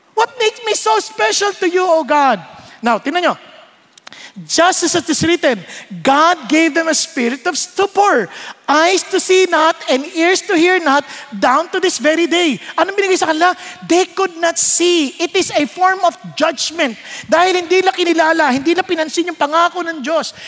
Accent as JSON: {"language": "Tagalog", "town": "Marikina", "region": "Metro Manila", "country": "Philippines", "said": "Marikenyo ako"}